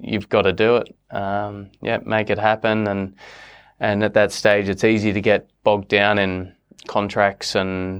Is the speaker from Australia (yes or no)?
yes; Australia; I'm an Australian and an American US citizen. I proudly represent both countries. My mum's 100% American